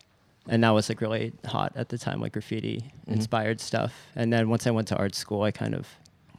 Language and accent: English; Portland, Oregon, United States; moved away as an adult; also born or lived in Rhode Island; now in Los Angeles, United States; I'm from Portland, Oregon.